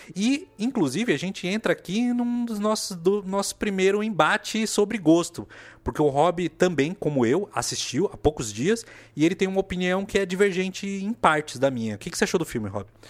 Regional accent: Brazil; nós que somos brasileiros

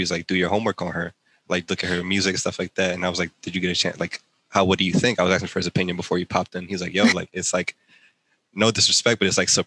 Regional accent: Philadelphia, Pennsylvania, United States; now in New Jersey, United States; I'm originally from Philly, but right now I'm staying in Jersey.

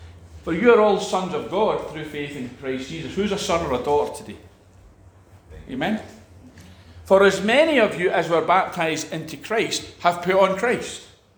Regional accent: Scotland, United Kingdom; We're just wee Scottish people. Amen. We're just Scottish.

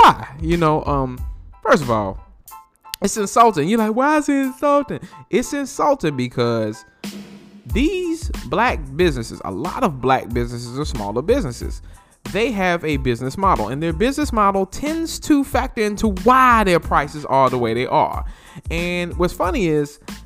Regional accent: North Carolina, United States; there's three locations throughout North Carolina. One's in my hometown.

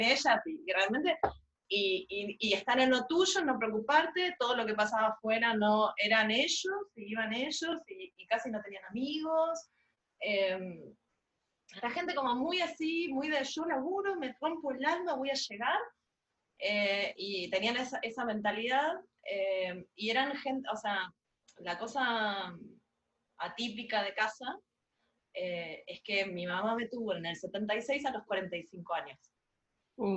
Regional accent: Buenos Aires, Argentina; casi en el centro geográfico de la ciudad de Buenos Aires, si soy porteña

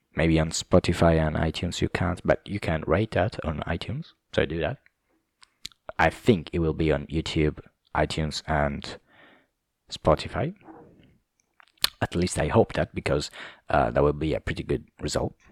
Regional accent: Southern Italy, Italy; English is a second language; I'm from South Italy

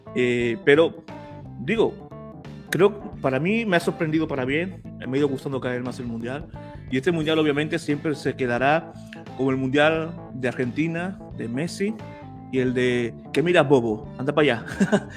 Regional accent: Spain; como española

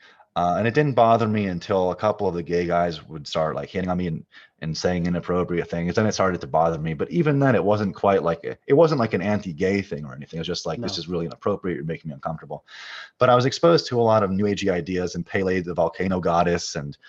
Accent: Chicago, Illinois, United States; I grew up in Chicago in a Reformed Jewish household, not a devout one

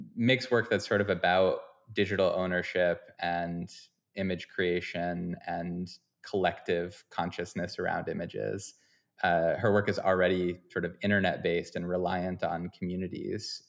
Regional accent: Vermont, United States; moved away; also born or lived in Boston / upstate New York; I'm from Vermont originally

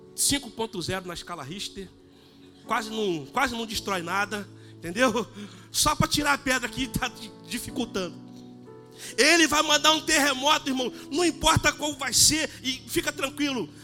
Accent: Brazil; Sou brasileiro

